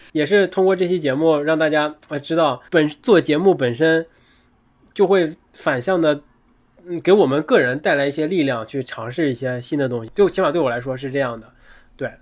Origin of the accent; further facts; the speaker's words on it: Northeast China, China; 那作为一个东北人，可能天生就很亲近冰，很亲近雪，因为自然条件摆在那儿了